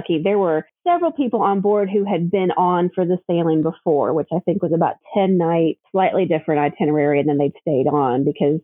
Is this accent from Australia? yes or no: no; Kentucky, United States; A little girl growing up in Kentucky